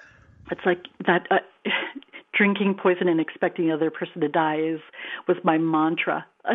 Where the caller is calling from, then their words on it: California, United States; from California.